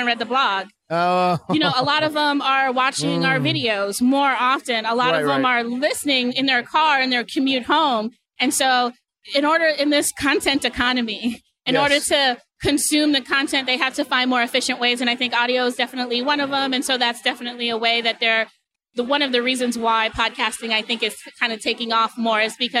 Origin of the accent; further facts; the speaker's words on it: Boston, Massachusetts, United States; moved away as an adult; also born or lived in New York; now in Seattle, United States; Originally, I'm from Massachusetts, but I spent from Boston, Roxbury, Massachusetts